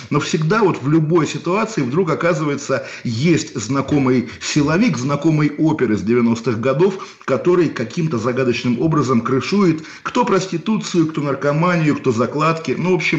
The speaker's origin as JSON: {"language": "Russian", "town": "Kaliningrad", "region": "Kaliningrad Oblast", "country": "Russia", "tie": "born or raised there", "said": "у меня на родине в Калининграде"}